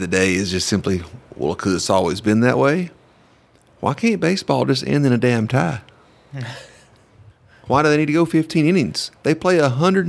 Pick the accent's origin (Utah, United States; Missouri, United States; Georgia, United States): Georgia, United States; I'm from Georgia